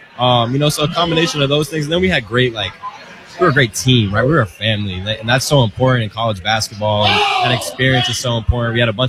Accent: New Hampshire, United States; moved away as an adult; also born or lived in New Jersey; I'm from New Hampshire.

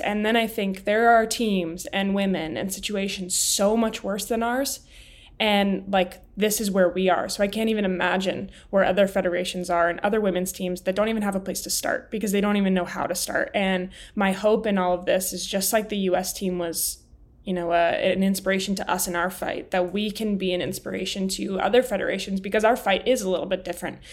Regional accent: Highlands Ranch, Colorado, United States; born and raised in Colorado

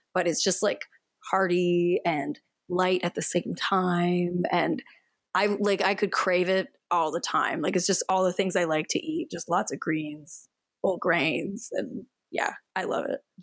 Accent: Canada; I am from Canada

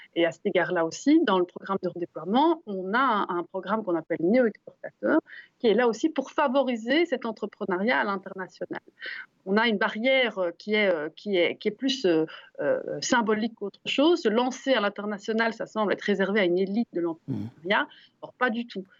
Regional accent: Brussels, Brussels-Capital Region, Belgium; quand on est bruxellois comme nous

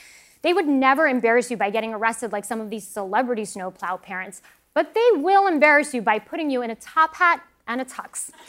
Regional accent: United States; first language Russian; English is a second language; I came to America when I was 4

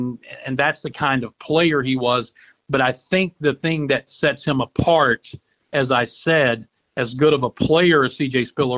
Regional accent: Cincinnati, Ohio, United States; now in Clemson, United States; We came from Cincinnati, and now I've lived here longer than any place I've ever lived except for my hometown.

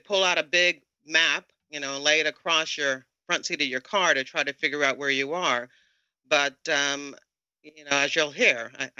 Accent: Tidewater area, Virginia, United States; I spent a very short time, 6 months, in the Norfolk, Virginia office. I'm from the Tidewater area

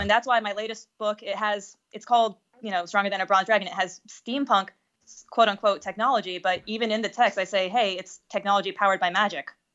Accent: United States

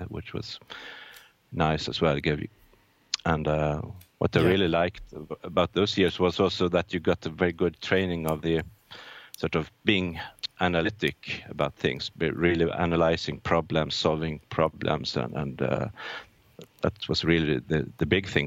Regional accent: Norrköping, Östergötland, Sweden; also born or lived in Gothenburg, Sweden; I'm born in Gothenburg, Sweden, but I grew up in a mid-sized town called Norrköping, in a bit south of Stockholm, Sweden.

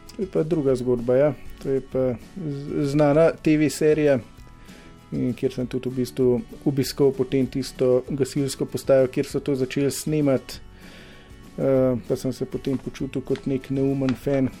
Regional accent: Slovenia; Slovenci smo

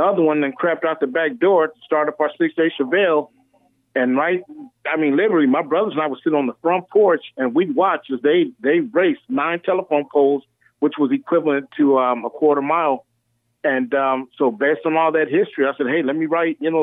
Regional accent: Little Rock, Arkansas, United States; originally I'm from Little Rock, Arkansas

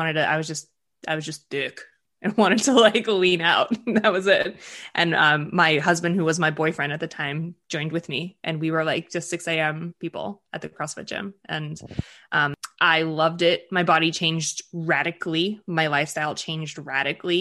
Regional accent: just outside of Boston, Massachusetts, United States; first language Russian; English is a second language; So I grew up in just outside of Boston in the suburbs. My parents are immigrants from the former Soviet Union. So I grew up speaking Russian in my house

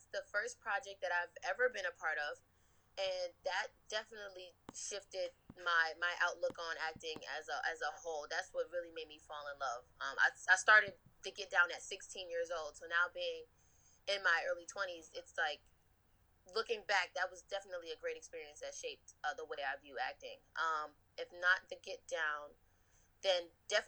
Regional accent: New York, United States; that's like right where my heart is, being a New Yorker

